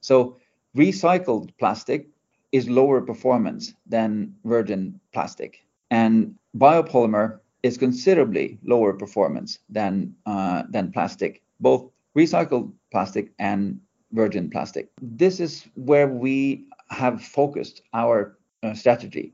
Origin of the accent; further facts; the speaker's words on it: Norway; now in United Kingdom; we are based in the UK. Um, I'm originally from Norway